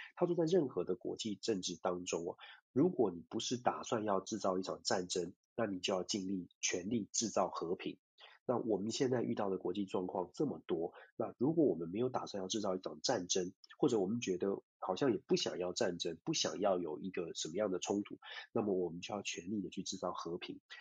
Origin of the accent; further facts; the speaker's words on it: Taiwan; 我们就在这个小岛上面一起长大